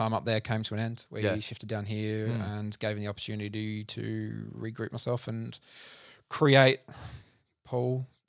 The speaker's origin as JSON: {"language": "English", "region": "South Australia", "country": "Australia", "tie": "born or raised there", "also_born_or_lived": "Adelaide", "said": "So originally born in Adelaide, lived in country South Australia from 7 to 17."}